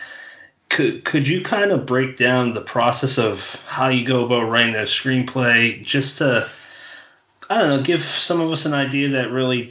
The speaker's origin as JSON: {"language": "English", "region": "Massachusetts", "country": "United States", "moved": "yes", "said": "I'm from Massachusetts originally too"}